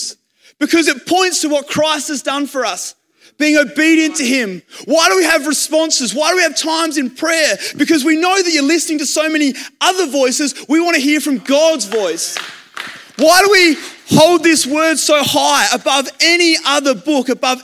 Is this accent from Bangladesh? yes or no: no; Australia; I was happy to be an Aussie.